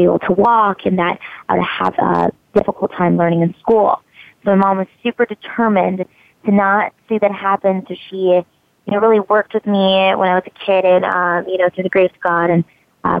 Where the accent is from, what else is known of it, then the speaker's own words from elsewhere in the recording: Hawaii, United States; I was born in Hawaii.